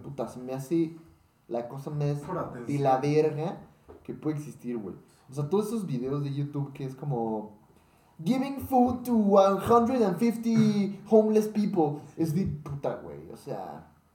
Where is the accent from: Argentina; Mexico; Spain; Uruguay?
Mexico; como mexicanos